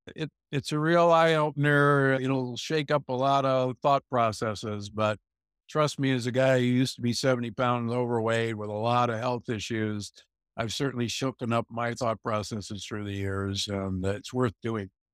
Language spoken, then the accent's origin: English; Omaha, Nebraska, United States; moved away; I grew up in Omaha, Nebraska, you know, where, where meat is king